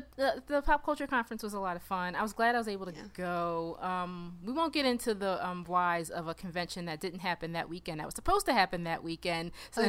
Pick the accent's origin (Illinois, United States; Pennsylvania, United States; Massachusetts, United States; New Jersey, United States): Pennsylvania, United States; Philadelphia; I'm a writer from Philly.